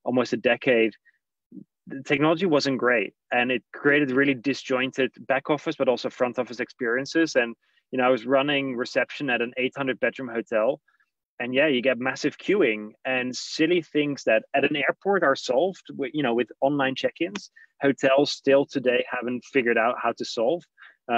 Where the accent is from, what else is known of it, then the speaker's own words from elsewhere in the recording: Netherlands; moved away; I'm Dutch originally